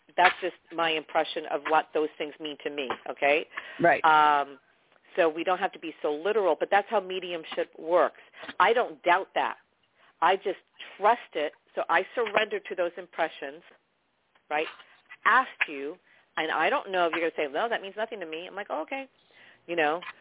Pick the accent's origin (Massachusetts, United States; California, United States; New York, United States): New York, United States; I'm from New York